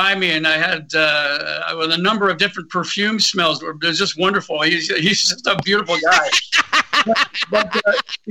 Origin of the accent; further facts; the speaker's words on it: Holland Landing, Ontario, Canada; where I lived in Holland Landing, a little Dutch town in southern Ontario.